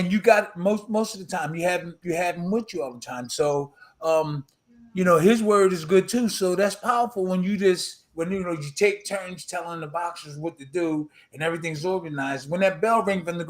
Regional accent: Philadelphia, Pennsylvania, United States; where I was born and raised in South Philly

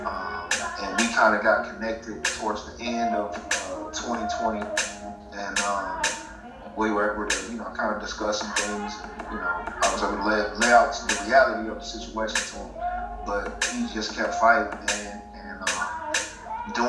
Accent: Saginaw, Michigan, United States; also born or lived in Allendale, Michigan; now in Atlanta, United States; I'm originally from Saginaw, Michigan, man. Born and raised there

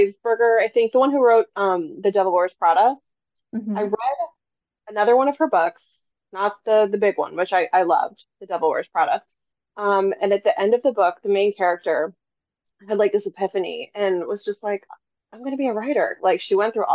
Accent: Orlando, Florida, United States; I'm from Orlando, Florida

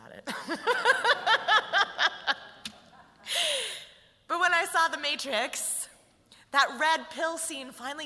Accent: St. Paul, Minnesota, United States; I was raised in St. Paul in an extremely white neighborhood in an upper middle class family

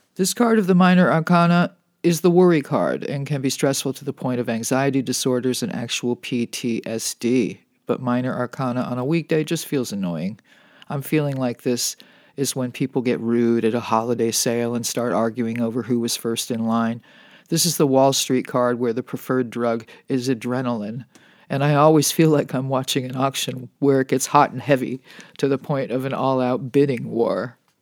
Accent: Los Angeles, California, United States; this is where my hometown got its name, as in the magic of Holly Wood.

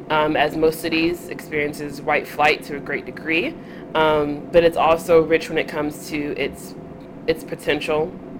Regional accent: Montgomery, Alabama, United States; moved away; also born or lived in Southern California; I am from Montgomery, Alabama. I am a proud Southerner, although I recently moved here from Southern California area.

